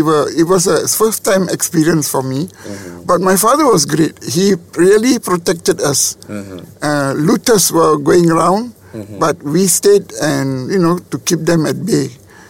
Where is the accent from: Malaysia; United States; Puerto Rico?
Malaysia; Taiping, Perak; also born or lived in Ipoh, Malaysia / Tapah, Malaysia / Singapore; At that time, I was in Taiping. I was born in Ipoh, Perak, and we were in Taiping. My father was a government servant.